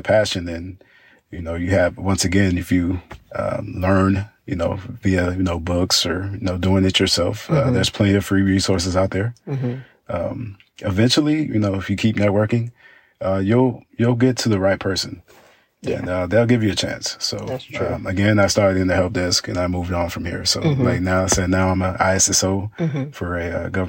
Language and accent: English; Dallas, Texas, United States; growing up in Dallas